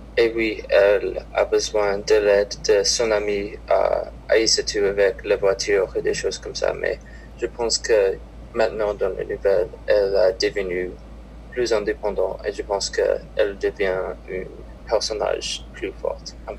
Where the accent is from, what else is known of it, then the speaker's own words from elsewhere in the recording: Minnesota, United States; French is a second language; je viens de Minnesota